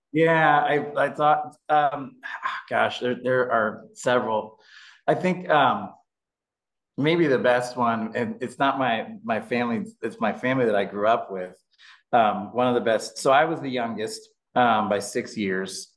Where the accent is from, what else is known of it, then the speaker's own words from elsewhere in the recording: Indianapolis, Indiana, United States; I was born and raised in Indianapolis